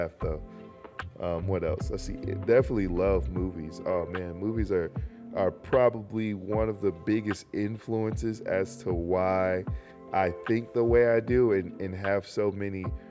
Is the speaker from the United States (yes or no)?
yes; North Carolina, United States; North Carolina, born and raised